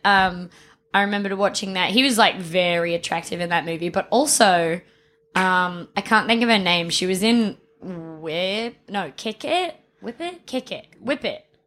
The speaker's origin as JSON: {"language": "English", "town": "Adelaide", "region": "South Australia", "country": "Australia", "said": "I was from Adelaide, um, Adelaide, South Australia"}